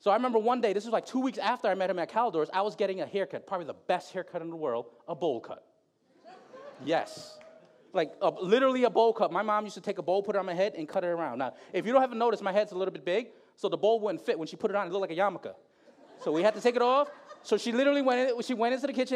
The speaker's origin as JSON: {"language": "English", "town": "Bridgeport", "region": "Connecticut", "country": "United States", "tie": "born or raised there", "also_born_or_lived": "Philippines", "said": "I grew up in Bridgeport"}